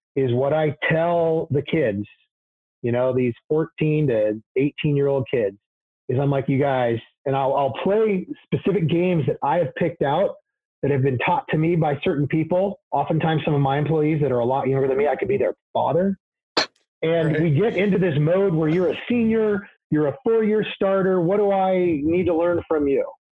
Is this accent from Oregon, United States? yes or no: yes; Portland, Oregon, United States; I was born here in the Portland area, 1969.